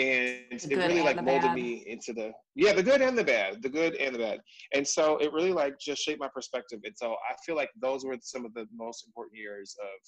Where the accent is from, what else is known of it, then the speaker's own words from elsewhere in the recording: San Diego, California, United States; San Diego, so Southern Diego, California